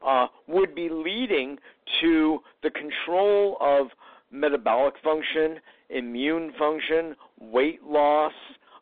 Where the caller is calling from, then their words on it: New York City, New York, United States; Downtown New York.